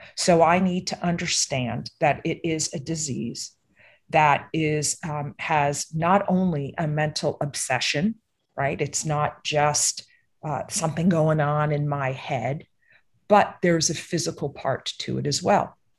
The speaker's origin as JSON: {"language": "English", "region": "East Coast", "country": "United States", "tie": "born or raised there", "said": "I grew up on the East Coast"}